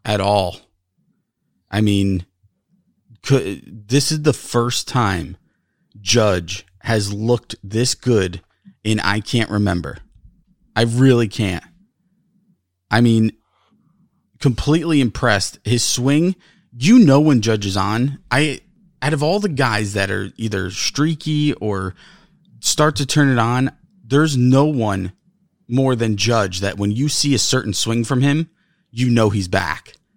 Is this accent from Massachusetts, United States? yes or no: no; New York, United States; We're from New York.